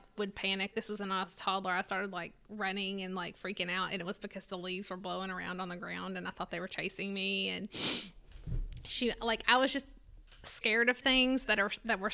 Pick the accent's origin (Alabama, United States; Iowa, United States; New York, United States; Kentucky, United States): Kentucky, United States; Lewisport; I'm from Lewisport. So that's right outside of Owensboro, Kentucky. And there's a family-owned farm there called Reed's Orchard, and I grew up going to Reed's Orchard